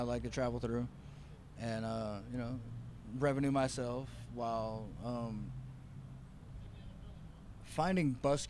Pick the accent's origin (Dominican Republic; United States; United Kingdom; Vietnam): United States; the South; I'm from the South and I'm backwards